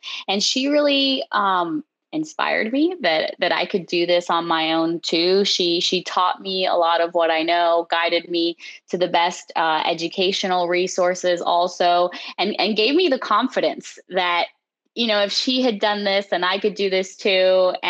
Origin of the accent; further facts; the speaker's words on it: Miami, Florida, United States; now in Fort Myers, United States; I grew up in Miami, Florida, and I currently live in Fort Myers, Florida